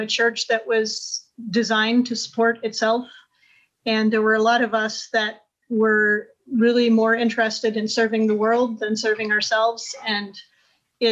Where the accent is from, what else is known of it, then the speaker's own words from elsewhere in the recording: Indianapolis, Indiana, United States; moved away as an adult; also born or lived in Haiti / Jerusalem / Washington / Cameroon; we moved to my hometown of Indianapolis